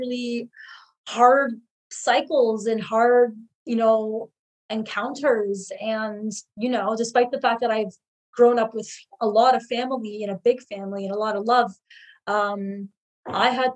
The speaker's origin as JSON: {"language": "English", "town": "Hamilton", "region": "Ontario", "country": "Canada", "tie": "born or raised there", "said": "I grew up in Hamilton, which is really close to Toronto"}